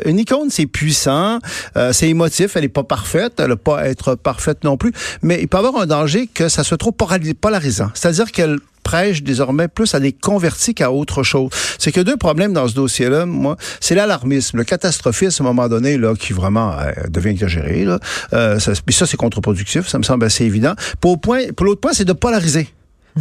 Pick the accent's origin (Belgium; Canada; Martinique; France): Canada